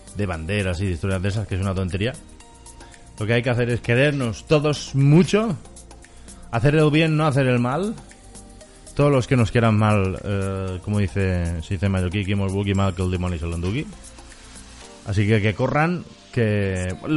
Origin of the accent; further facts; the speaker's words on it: Mallorca, Balearic Islands, Spain; los mallorquines somos mallorquines